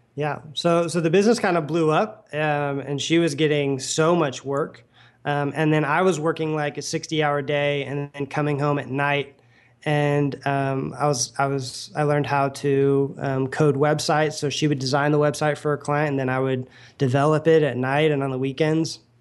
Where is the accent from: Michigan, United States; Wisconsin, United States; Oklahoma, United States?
Oklahoma, United States; moved away; I grew up in Oklahoma